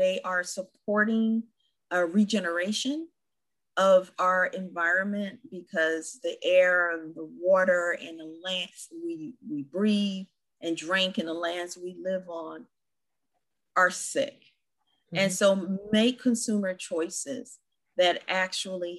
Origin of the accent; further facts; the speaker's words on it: California, United States; as a Californian